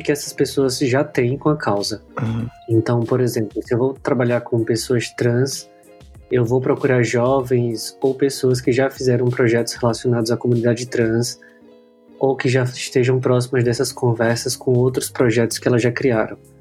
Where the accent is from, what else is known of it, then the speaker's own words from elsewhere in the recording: Aracaju, Sergipe, Brazil; eu sou de Aracaju, Sergipe, então sou da capital do menor estado do Brasil